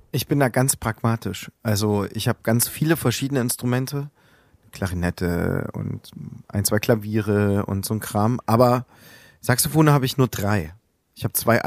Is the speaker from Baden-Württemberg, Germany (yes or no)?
no; Plauen, Saxony, Germany; moved away as an adult; now in Leipzig, Germany; Ich bin Ende 80er Jahre geboren in Plauen. Direkt in der Wendezeit bin ich groß geworden